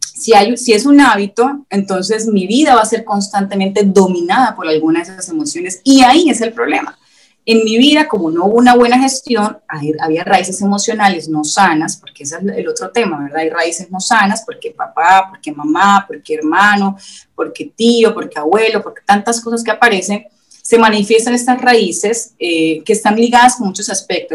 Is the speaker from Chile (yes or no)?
no; Colombia; moved away as an adult; now in Veracruz, Mexico; nosotros somos colombianos, yo soy colombiana